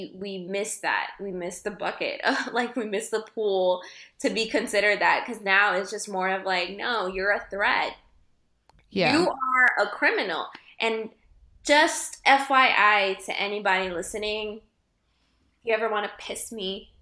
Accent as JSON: {"language": "English", "country": "United States", "tie": "born or raised there", "said": "I was born here, you know, and I've lived here"}